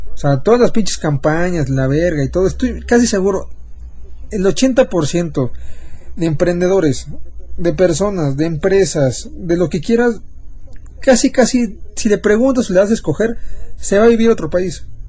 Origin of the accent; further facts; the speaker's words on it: Mexico; ser mexicanos